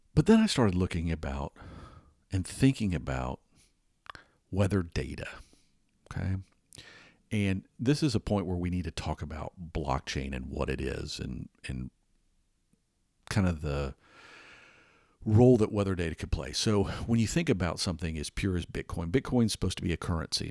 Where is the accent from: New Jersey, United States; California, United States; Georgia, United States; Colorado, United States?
Georgia, United States; Atlanta; moved away; growing up in Atlanta.